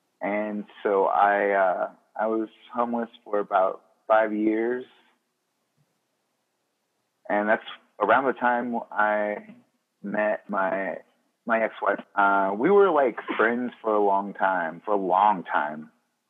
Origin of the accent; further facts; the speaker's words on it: Mississippi, United States; And like my accent specifically is because it started out as an affectation because I knew I didn't want to spend my entire life in Neshoba County, Mississippi.